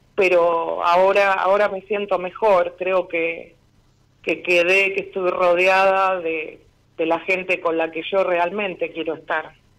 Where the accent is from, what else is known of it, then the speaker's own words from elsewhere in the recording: Ciudadela, Buenos Aires Province, Argentina; De Ciudadela.